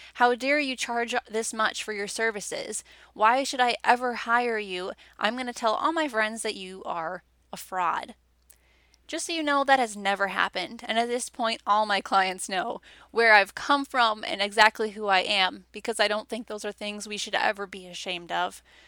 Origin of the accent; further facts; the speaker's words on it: Wisconsin, United States; I was basically born and raised in Wisconsin.